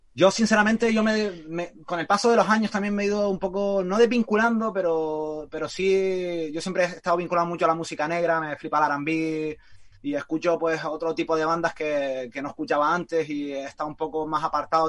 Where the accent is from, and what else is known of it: Canary Islands, Spain